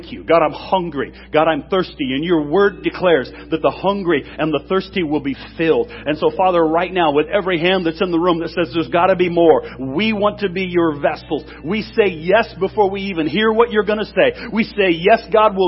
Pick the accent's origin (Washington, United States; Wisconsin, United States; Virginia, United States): Washington, United States; I'm from Washington State